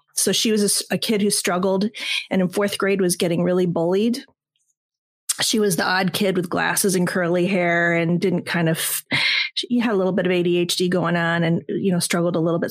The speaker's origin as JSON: {"language": "English", "region": "Southern California", "country": "United States", "said": "I'm from Southern California"}